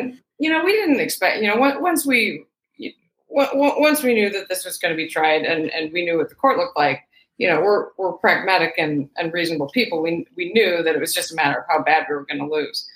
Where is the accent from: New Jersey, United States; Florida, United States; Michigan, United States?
Michigan, United States; also born or lived in Pacific Northwest; now in California, United States; I grew up in Michigan.